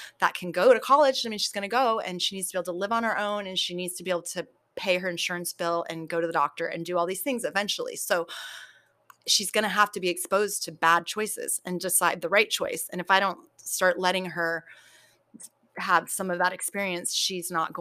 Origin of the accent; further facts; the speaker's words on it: San Diego, California, United States; also born or lived in Poway; I grew up in San Diego